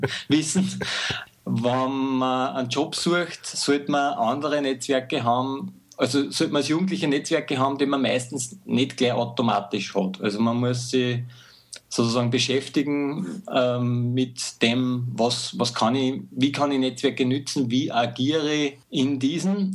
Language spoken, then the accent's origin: German; Mühlviertel, Upper Austria, Austria; moved away as an adult; now in Linz, Austria; geboren im Mühlviertel in einem kleinen Dorf, bin nach Linz gezogen in die große Stadt